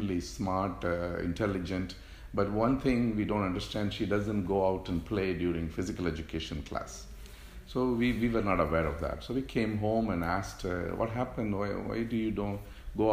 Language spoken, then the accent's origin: English; India; moved away as an adult; also born or lived in South London, United Kingdom / Rochester, New York, United States; now in United States; I'm from India, where I went to medical school